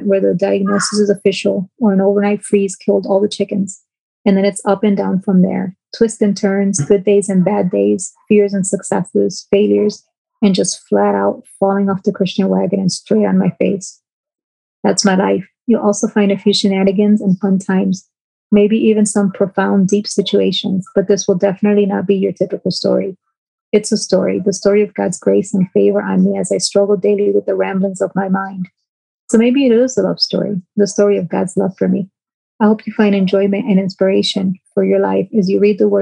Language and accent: English; New York, United States; accent: twang from New York; now in Flint, United States; that twang from New York